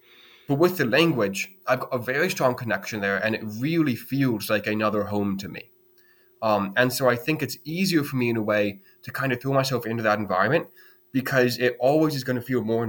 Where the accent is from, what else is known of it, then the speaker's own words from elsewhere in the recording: United States; moved away as an adult; now in Dublin, Ireland; I go to Dublin and I feel out of place, even though I live there. In a way, you know, I'm the American walking around.